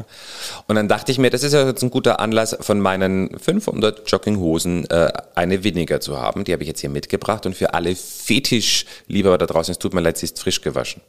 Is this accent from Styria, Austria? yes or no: no; Salzburg, Austria; moved away as an adult; also born or lived in Bavaria, Germany / Burghausen, Germany; now in Hamburg, Germany; Ich bin zwar in Österreich geboren, im wunderschönen Salzburg, auch da Kindergarten und Schule und mhm. habe aber dann Gymnasium äh, in Bayern verbracht